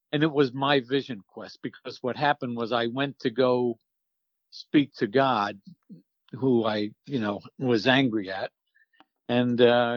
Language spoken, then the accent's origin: English; Long Island, the Hamptons, New York, United States; I grew up on Long Island in the Hamptons